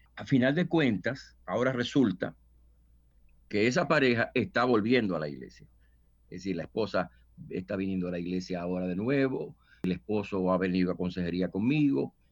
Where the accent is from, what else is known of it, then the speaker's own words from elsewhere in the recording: Dominican Republic; moved away as an adult; yo soy dominicano y pues llegué acá hace unos 20 años